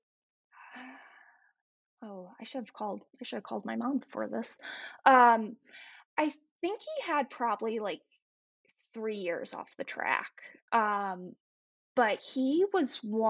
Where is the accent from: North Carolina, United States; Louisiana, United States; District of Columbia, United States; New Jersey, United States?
North Carolina, United States; I grew up in North Carolina